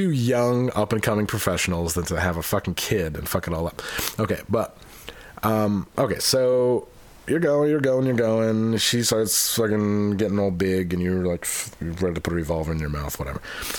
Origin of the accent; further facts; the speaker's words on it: Utica, New York, United States; I'm from Utica, New York.